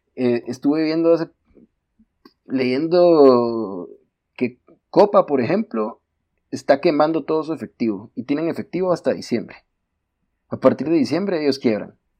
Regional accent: Guatemala; En Guatemala Guate no estamos acostumbrados a planificar

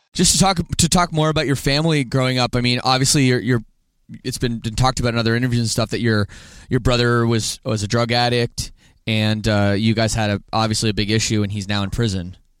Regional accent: Canada; I'm from Canada

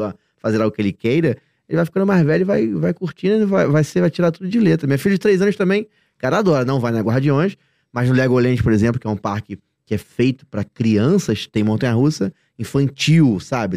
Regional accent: Rio de Janeiro, Brazil; Eu moro no Rio de Janeiro, nós somos do Rio de Janeiro.

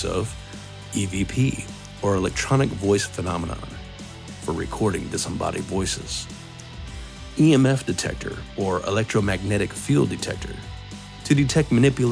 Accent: Arizona, United States; my home state

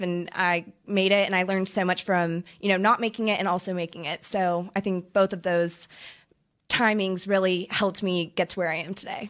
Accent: Orange County, California, United States; I grew up in Orange County, California

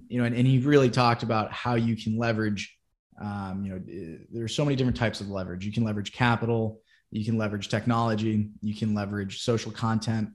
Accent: Wellesley, Massachusetts, United States; I'm originally from Boston, Massachusetts, or a little bit outside in Wellesley

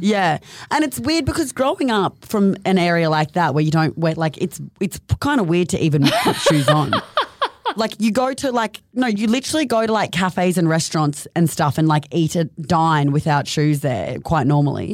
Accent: Mission Beach, Queensland, Australia; also born or lived in Sydney; now in Gold Coast, Australia; I grew up in North Queensland in a little town called Mission Beach.

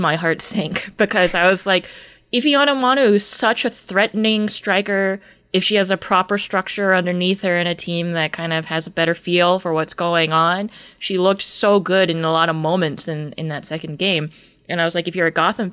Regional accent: United States; As an American

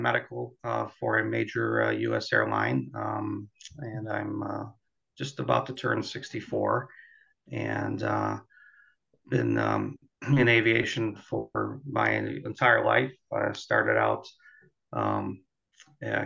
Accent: Chicago, Illinois, United States; I grew up in the Chicago area and happened to live under the approach path for O'Hare

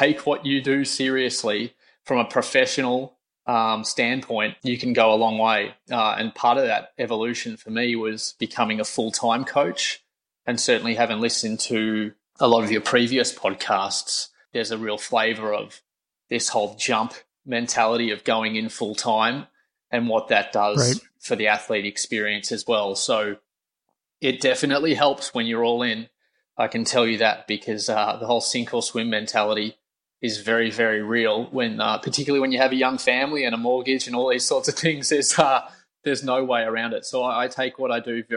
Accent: Australia; I'm Australian

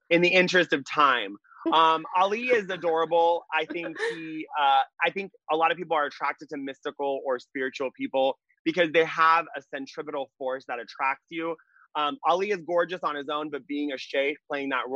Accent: Orange County, California, United States; Growing up in Orange County

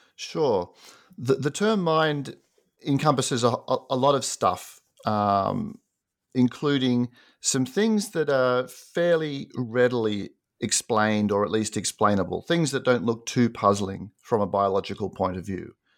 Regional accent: Sydney, New South Wales, Australia; moved away as an adult; also born or lived in United States; I grew up in Sydney, Australia, and did an undergraduate degree there

